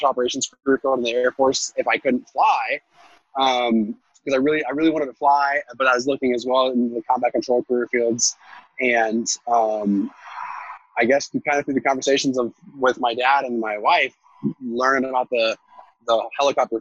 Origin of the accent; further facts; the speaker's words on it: Alaska, United States; We're from Alaska